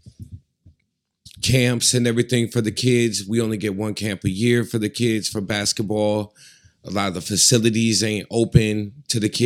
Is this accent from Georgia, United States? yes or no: no; Alpena, Michigan, United States; I'm from Alpena